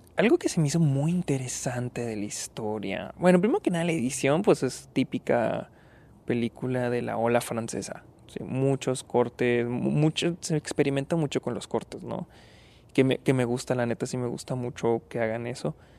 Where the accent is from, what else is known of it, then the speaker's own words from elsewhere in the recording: Delicias, Chihuahua, Mexico; moved away; estoy en, en Delicias, mi ciudad natal, vine a visitar a mi familia